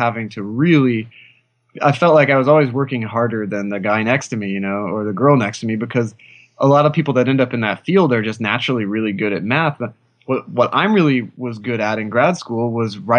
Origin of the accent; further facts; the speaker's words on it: Oklahoma, United States; I grew up in Oklahoma